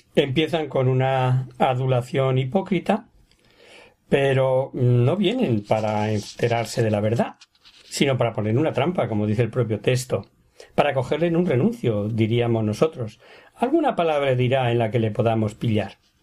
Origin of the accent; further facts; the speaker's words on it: Ávila, Castile and León, Spain; yo también soy de Ávila